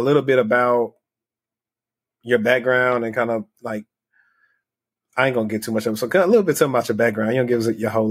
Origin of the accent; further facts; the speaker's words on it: Louisiana, United States; I'm from Louisiana